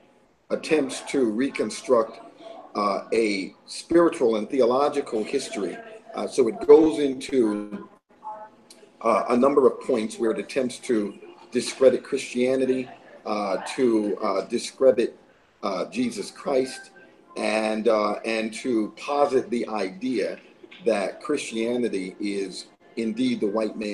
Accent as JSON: {"language": "English", "town": "Clearwater", "region": "Florida", "country": "United States", "tie": "born or raised there", "also_born_or_lived": "Queens, New York", "said": "I'm originally from Queens, New York, and grew up in Clearwater, Florida"}